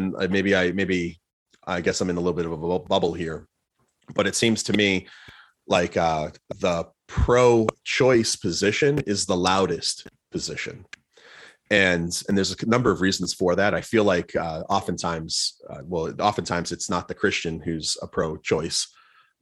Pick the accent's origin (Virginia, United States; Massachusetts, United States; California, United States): Massachusetts, United States; Plymouth; moved away; I grew up in Plymouth, Massachusetts